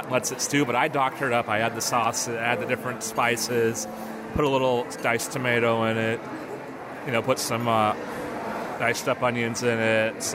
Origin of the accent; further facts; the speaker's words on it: the Northwest, Pacific Northwest, United States; we're from the Northwest